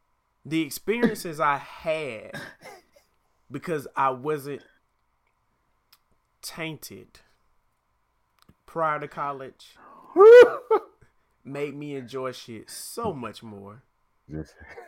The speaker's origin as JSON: {"language": "English", "town": "Atlanta", "region": "Georgia", "country": "United States", "said": "I'm from Atlanta."}